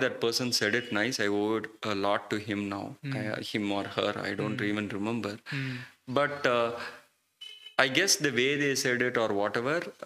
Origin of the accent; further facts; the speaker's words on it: Chennai, Tamil Nadu, India; now in Hyderabad, India; I grew up in Chennai